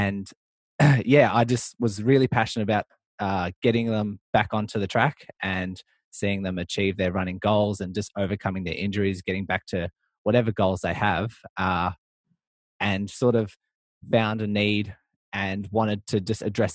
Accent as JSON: {"language": "English", "town": "Melbourne", "region": "Victoria", "country": "Australia", "said": "I'm from Melbourne, Australia"}